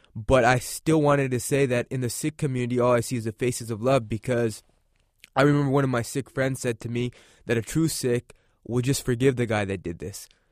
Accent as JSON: {"language": "English", "country": "United States", "said": "we're all Americans"}